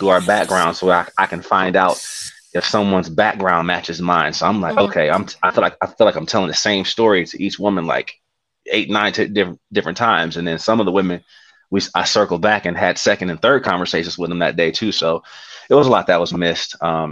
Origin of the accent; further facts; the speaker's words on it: Detroit, Michigan, United States; moved away as an adult; now in Dallas, United States; I'm from Detroit